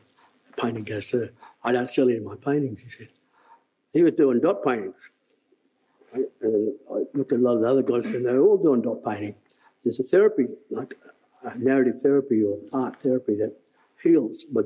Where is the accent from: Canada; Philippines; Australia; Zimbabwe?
Australia; Bourke, New South Wales; the old people I grew up with in Bourke